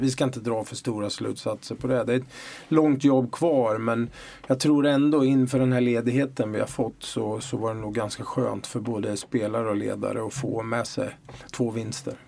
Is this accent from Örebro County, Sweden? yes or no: yes; Örebro, Örebro County, Sweden; accent: Örebro dialect; moved away as an adult; now in Malmö, Sweden; jag tror folk hör att jag är från Örebro. Eh, ändå har jag liksom bott eh, nästan hela mitt vuxna liv i Malmö, men eh, dialekten släpper jag tydligen inte.